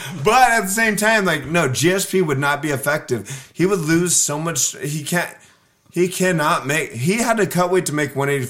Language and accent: English; La Mirada, California, United States